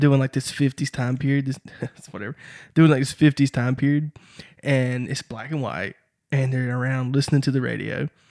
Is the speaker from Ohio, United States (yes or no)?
no; Deep Run, North Carolina, United States; also born or lived in Kinston, North Carolina; We grew up in Kinston Deep Run, North Carolina